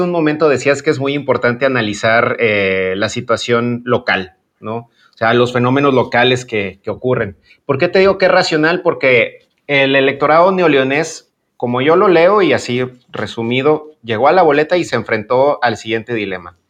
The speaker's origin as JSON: {"language": "Spanish", "region": "Guanajuato", "country": "Mexico", "said": "el estado de Guanajuato, que es de donde, de donde yo soy"}